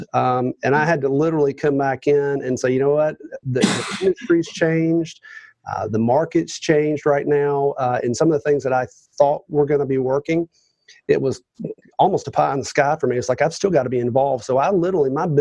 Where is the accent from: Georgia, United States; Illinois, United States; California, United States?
Georgia, United States; Roswell; From the Atlanta area, officially north of Atlanta, a place called Roswell, Georgia.